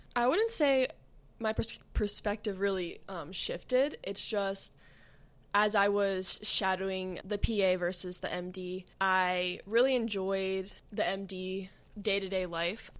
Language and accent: English; Pennsylvania, United States; moved away as an adult; now in Akron, United States; I moved away from home, so I grew up in Pennsylvania